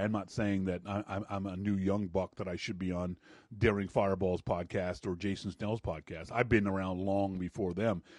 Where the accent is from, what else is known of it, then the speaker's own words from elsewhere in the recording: Canada; moved away as an adult; also born or lived in Vancouver, Canada; now in Nashville, United States; I'm really obnoxious for a Canadian